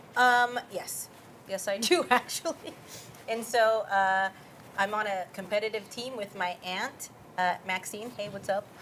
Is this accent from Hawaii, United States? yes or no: yes; Honolulu, Hawaii, United States; also born or lived in California; now in Texas, United States; I'm from Honolulu, Hawaii, and I was born and raised there